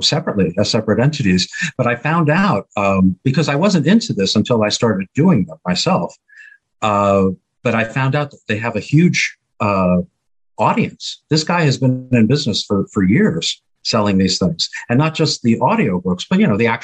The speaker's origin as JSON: {"language": "English", "region": "New York", "country": "United States", "also_born_or_lived": "Miami, Florida / Los Angeles", "moved": "yes", "said": "I'm from New York, but I lived in Florida at the time"}